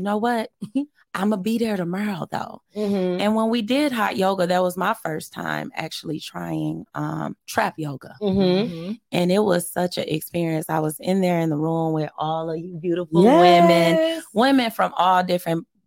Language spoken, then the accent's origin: English; Muskegon, Michigan, United States; we're from Muskegon